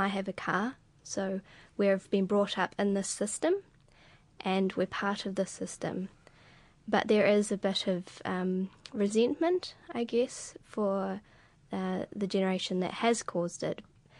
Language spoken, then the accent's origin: English; New Zealand